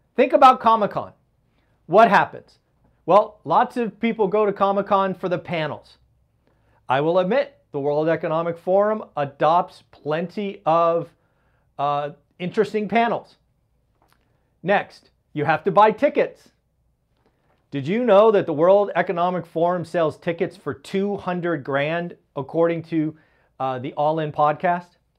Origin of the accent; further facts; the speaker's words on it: Silicon Valley, California, United States; my hometown, the Silicon Valley